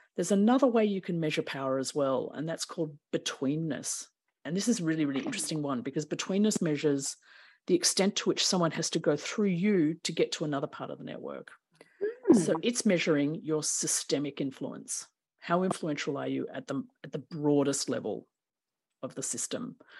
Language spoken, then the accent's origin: English; Melbourne, Victoria, Australia; I was born in Melbourne, Naarm